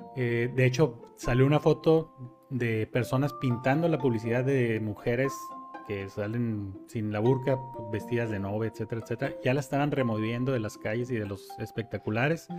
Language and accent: Spanish; Mexico; los que pagamos los platos rotos son los mexicanos